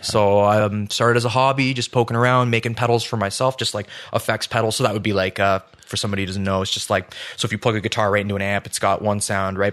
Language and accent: English; St. Catharines, Ontario, Canada; born or raised there; moved away as an adult; also born or lived in Calgary; now in Ottawa, Canada